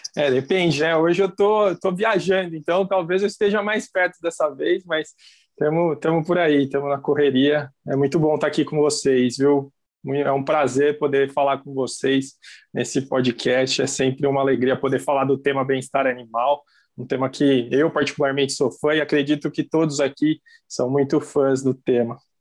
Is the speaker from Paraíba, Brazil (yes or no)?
no; São Paulo, Brazil; now in Palotina, Brazil; não sou natural de Palotina, né? Eu sou é, natural do estado de São Paulo